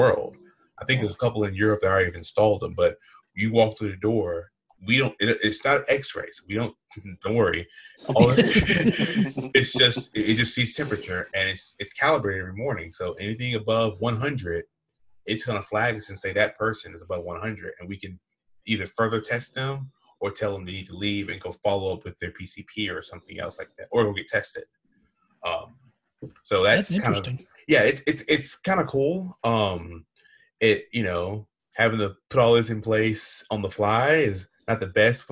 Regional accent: Southeast, United States; I am from the Southeast

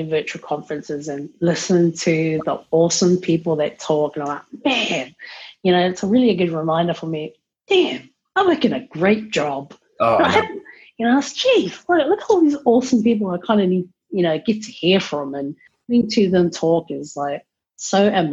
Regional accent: Auckland, New Zealand; now in Wellington, New Zealand; I'm originally from Auckland, best city in New Zealand

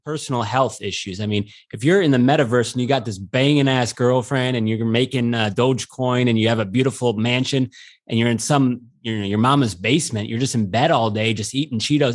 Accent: Syracuse, New York, United States; I'm from Syracuse, New York

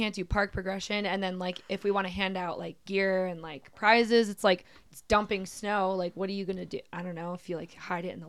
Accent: New Jersey, United States; moved away as an adult; also born or lived in Long Island, New York / Vermont; now in California, United States; I was born in Long Island. I lived there for 5 years and then grew up in Jersey. And then I was in Vermont for 6 years before coming to California

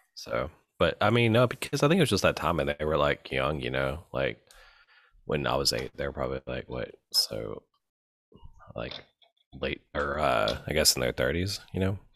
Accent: Memphis, Tennessee, United States; moved away as an adult; now in New Orleans, United States; we grew up in Memphis.

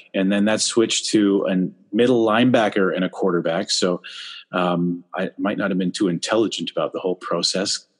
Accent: Whitby, Ontario, Canada; moved away; also born or lived in Scarborough, Ontario; born in Scarborough, but I was raised in Whitby, Ontario.

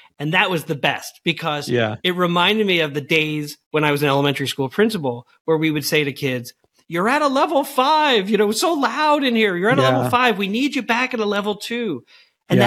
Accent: Long Island, New York, United States; now in Missouri, United States; I grew up on Long Island.

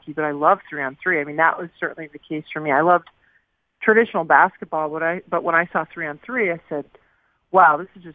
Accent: Southern California, United States; I grew up in Southern California, in a very non-traditional hockey state

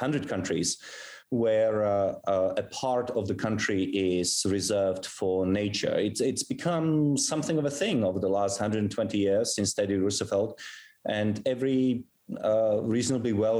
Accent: South Africa; moved away; also born or lived in Europe; I was actually born in Europe, but I grew up in South Africa.

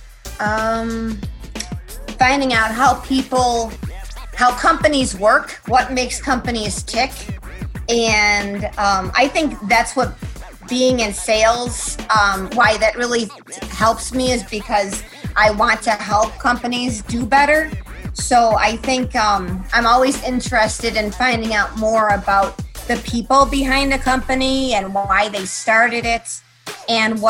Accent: Buffalo, New York, United States; now in Columbus, United States; my hometown of Buffalo, New York

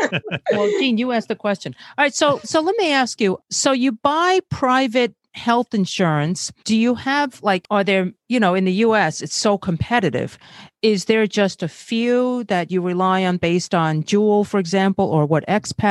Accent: Brazil; born there; because I was born in Brazil

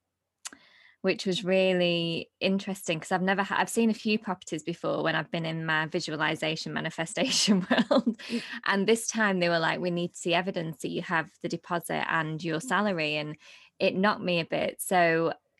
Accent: Blackpool, North West England, United Kingdom; moved away; I'm from Blackpool originally

